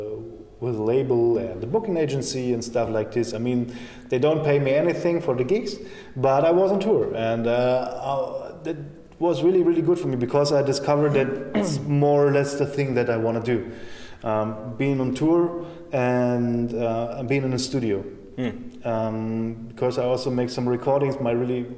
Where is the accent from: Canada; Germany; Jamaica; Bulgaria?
Germany; eastern Germany; moved away as an adult; now in Berlin, Germany; my hometown. And, you know, it's a small town in the east of Germany